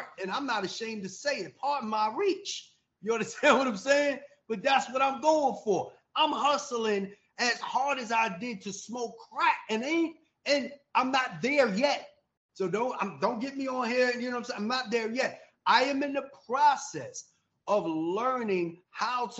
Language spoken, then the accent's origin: English; New York, United States; now in Atlanta, United States; I'm in Atlanta. I am from New York, but I've been down, you know, in Atlanta since 2008.